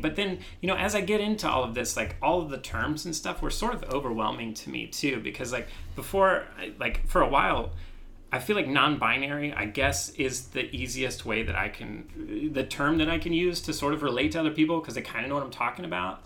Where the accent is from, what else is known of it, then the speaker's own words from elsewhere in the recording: Midwest, United States; growing up in the Midwest